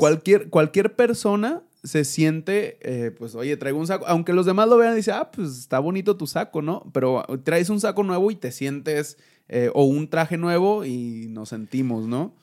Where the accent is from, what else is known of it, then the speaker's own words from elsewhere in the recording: Mexico; Cuando estamos en México, somos mexicanos